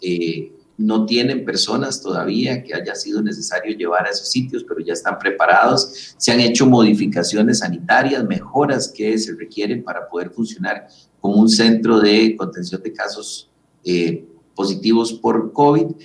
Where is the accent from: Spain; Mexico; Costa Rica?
Costa Rica; somos los costarricenses